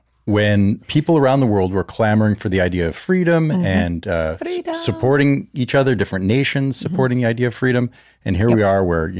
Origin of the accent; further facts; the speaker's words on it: Canada; moved away; I'm Canadian